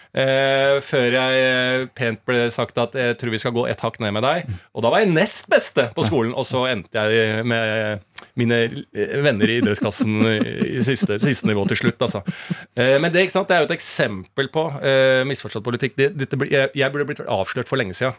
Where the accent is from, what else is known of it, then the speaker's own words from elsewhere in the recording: Norway; jeg vokste opp i blokk på Bergsverk